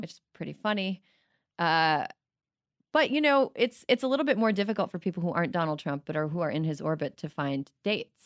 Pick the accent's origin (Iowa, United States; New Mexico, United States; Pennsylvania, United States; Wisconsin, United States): Wisconsin, United States; I grew up in the Minneapolis-Saint Paul area, but across the border in Wisconsin